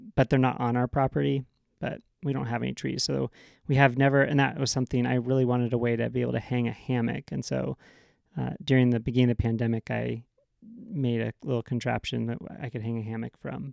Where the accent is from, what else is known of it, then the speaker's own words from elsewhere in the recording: Seattle, Pacific Northwest, United States; now in California, United States; I grew up in the Pacific Northwest